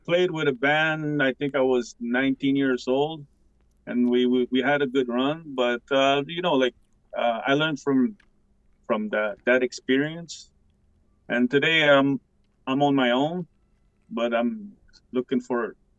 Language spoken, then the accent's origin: English; Pikogan, Quebec, Canada; I'm from Picogon, Canada. I am Algonquin and Cree mixed.